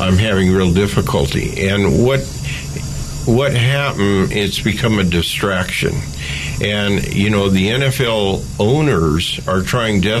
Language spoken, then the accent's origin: English; Oakland, California, United States; I grew up in East Oakland during the time of the race riots